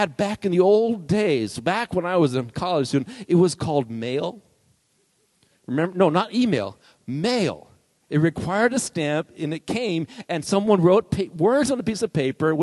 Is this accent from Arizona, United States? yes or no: yes; Arizona, United States; I grew up here in Arizona where nothing grows, really.